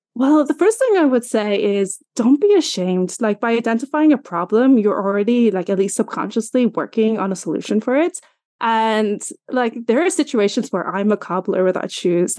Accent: Ireland; I'm from Ireland, in case you're wondering about my accent.

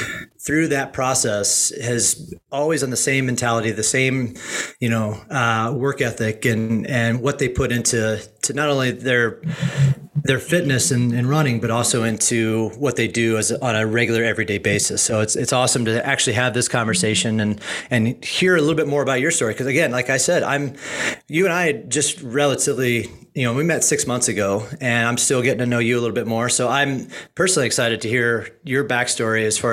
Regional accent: Midwest, United States; being from the Midwest, like myself

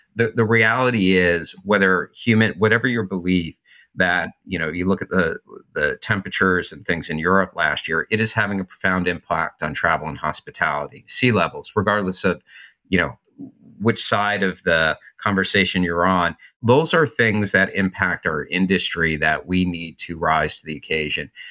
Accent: New Jersey, United States; moved away as an adult; also born or lived in New York City / Santa Monica; I'm from New Jersey

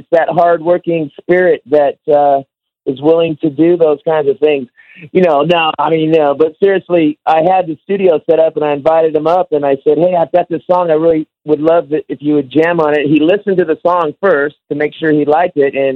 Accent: Sacramento, California, United States; he and I come from South Sacramento

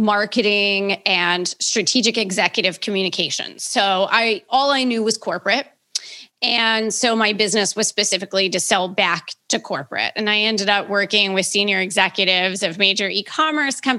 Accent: Baltimore, Maryland, United States; I'm born and raised in Baltimore

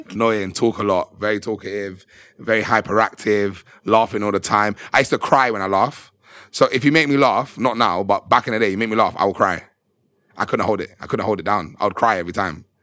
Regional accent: Birmingham, West Midlands, United Kingdom; I'm from Birmingham. Oh my god! I'm from Birmingham.

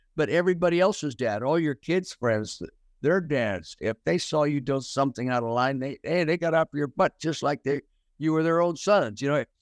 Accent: Calistoga, California, United States; we as kids growing up in Calistoga, you know, eighteen hundred people in town

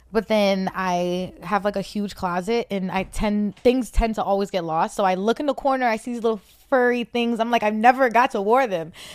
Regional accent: New Jersey, United States; also born or lived in Roxbury, Boston, Massachusetts; I'm from Jersey. I, well, I was born in Boston, so all my family, all my immediate family All my family is in Boston. I was born in Roxbury, but my, um, me and my brothers and my mom, we moved to Jersey, so I have my little family in Jersey.

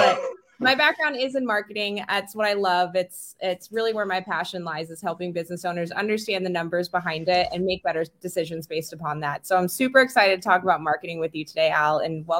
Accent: Florida, United States; I'm from the South. I was born and raised in Florida.

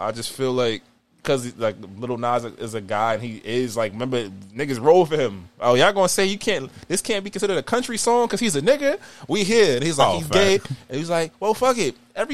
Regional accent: Queens, New York, United States; I'm from Queens, but 50, it's 50 to Uncle, bro.

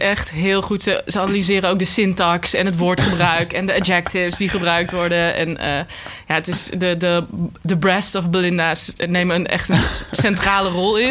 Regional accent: North Brabant, Netherlands; accent: Brabantse; Ik kom zelf uit Brabant

